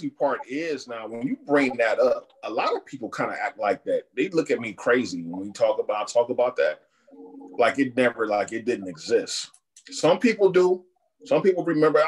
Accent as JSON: {"language": "English", "town": "Cleveland Heights", "region": "Ohio", "country": "United States", "tie": "born or raised there", "said": "where did you grow up? And I'd be like, Cleveland Heights."}